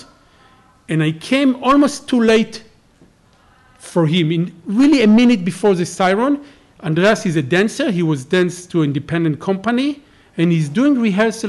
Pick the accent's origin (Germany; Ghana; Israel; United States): Israel; I'm from Israel